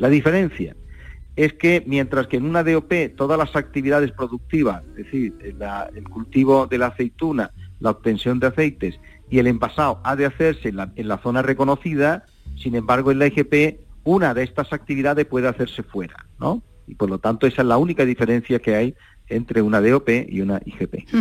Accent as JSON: {"language": "Spanish", "town": "Torre del Campo", "region": "Andalusia", "country": "Spain", "said": "mi pueblo, de Torre del Campo"}